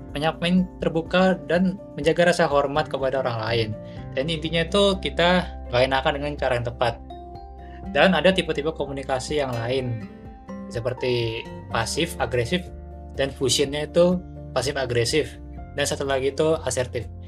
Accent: Bekasi, West Java, Indonesia; gue ini orang Bekasi ya tahu sendiri kan lu gue belak-belakan gitu

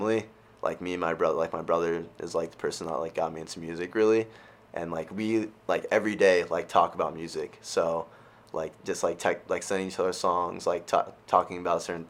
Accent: California, United States; moved away as an adult; I'm currently a second semester junior at Bentley, and I'm from California

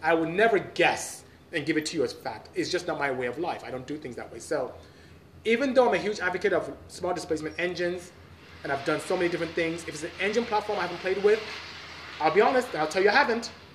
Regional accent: Obuduku, Imo, Nigeria; also born or lived in Aba, Nigeria; I'm from the south, southeast. So um, I live in a city called Aba in Imo State and I'm from Obuduku, which is in Imo State as well.

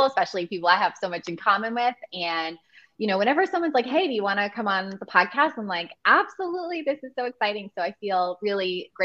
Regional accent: New York, United States; now in New Jersey, United States; I grew up in New York

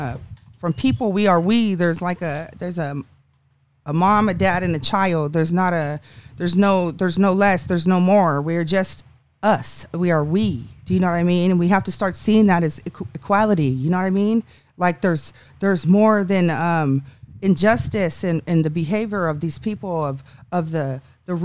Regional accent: San Jose, California, United States; also born or lived in Santa Rosa, California; when I grew up in San Jose, it was really multicultural, everything was really nice, but I had a really bad situation, so I dipped out of there, and my family moved to North Bay in Santa Rosa.

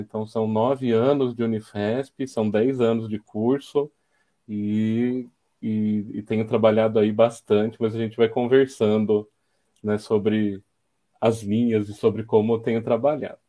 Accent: São Carlos, São Paulo, Brazil; Eu sou são carlense, né? Nasci em São Carlos

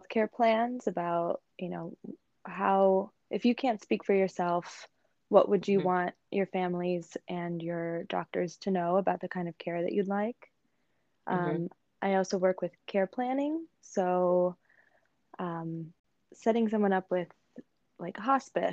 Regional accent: Arizona, United States; I grew up in Arizona.

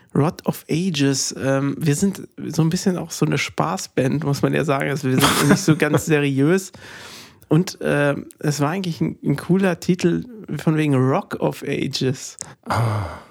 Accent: Bavaria, Germany; bei uns in Bayern

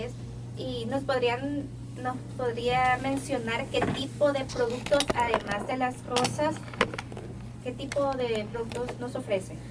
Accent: El Salvador; nosotros como salvadoreños

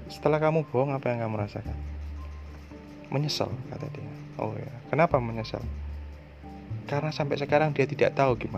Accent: Surabaya, East Java, Indonesia; Sa saya orang Surabaya jadi guyonannya memang agak-agak hardcore gini

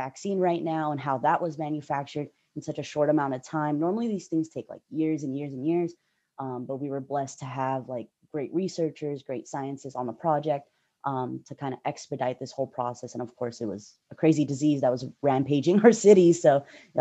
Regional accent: the Bay Area, California, United States; I'm from the Bay Area.

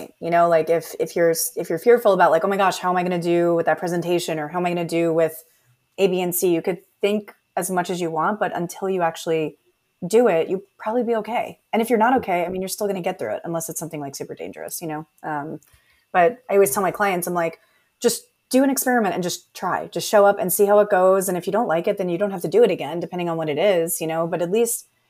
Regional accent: East Coast, United States; I'm from the East Coast too

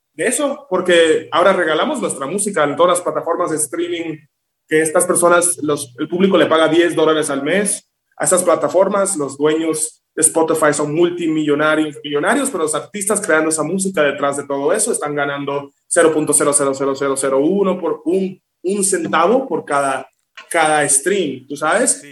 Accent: Miami, Florida, United States; also born or lived in Villa Juana, Dominican Republic; now in Mexico City, Mexico; cuando yo tenía como dos años, mi mamá, tú sabes, dijo, vamos a emigrar, vamos a tratar algo nuevo, me mudo a Miami y me crié ahí

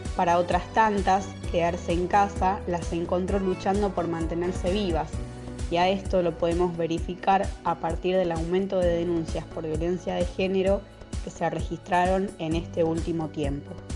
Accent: Chovet, Santa Fe, Argentina; soy de Choet, un pueblo ubicado al sur de Santa Fe

